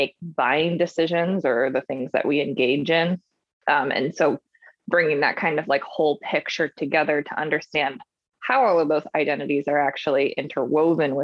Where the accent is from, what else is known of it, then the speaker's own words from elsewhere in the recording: Chicago, Illinois, United States; now in San Diego, United States; growing up in Chicago